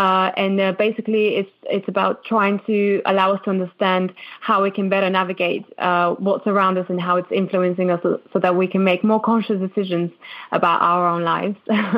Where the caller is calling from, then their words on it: London, United Kingdom; I'm actually calling from London, from the UK. So quite a far away from you guys.